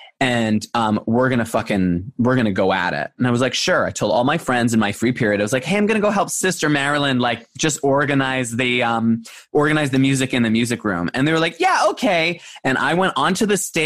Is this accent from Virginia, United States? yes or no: no; Long Island, New York, United States; moved away as an adult; also born or lived in Buffalo, New York; now in Los Angeles, United States; I grew up on Long Island